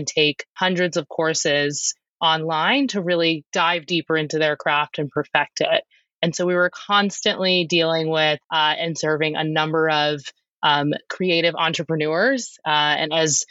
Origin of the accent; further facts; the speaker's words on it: Annapolis, Maryland, United States; moved away as an adult; also born or lived in Denver, Colorado; I'm an East Coast native. I was born in Annapolis, Maryland, went to undergrad on the East Coast